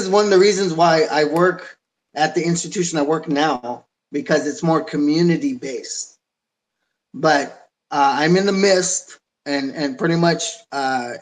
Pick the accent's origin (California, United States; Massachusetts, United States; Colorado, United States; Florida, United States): California, United States; San Jose; I'm fourth generation from San Jose